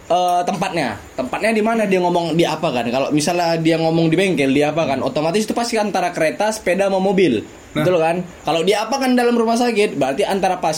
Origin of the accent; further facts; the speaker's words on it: Medan, North Sumatra, Indonesia; accent: Medan; aku kasih tahu lagi kami dari Medan kalau misalnya kalian nggak tahu logat Medan biar dikasih tahu